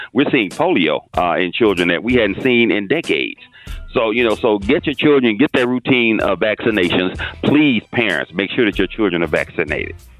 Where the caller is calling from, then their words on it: Fort Lauderdale, Florida, United States; I'm calling from Fort Lauderdale, Florida